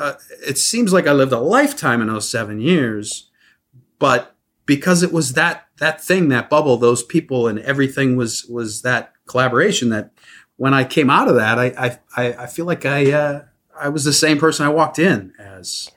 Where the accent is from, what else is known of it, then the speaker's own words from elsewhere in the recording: Midwest, United States; I grew up in the Midwest, very small town